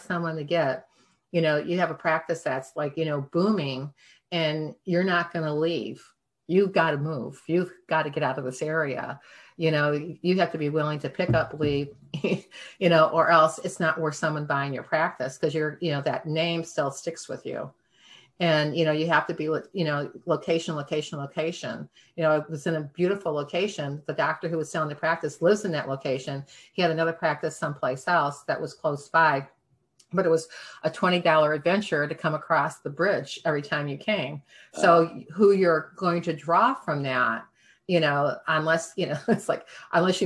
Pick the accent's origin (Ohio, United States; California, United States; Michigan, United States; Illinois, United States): Michigan, United States; moved away; also born or lived in Cape Cod; I'm from Michigan